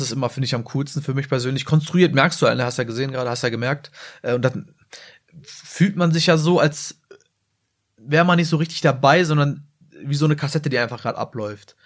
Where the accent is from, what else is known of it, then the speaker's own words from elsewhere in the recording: Salzgitter, Lower Saxony, Germany; ich komme zwar aus Salzgitter, aber ich komme halt aus dem tiefsten Dorf.